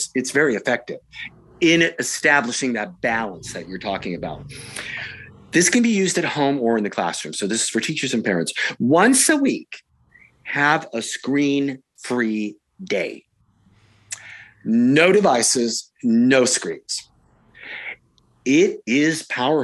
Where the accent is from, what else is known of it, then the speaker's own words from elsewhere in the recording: Silicon Valley, California, United States; I'm from Silicon Valley. I was born and raised here.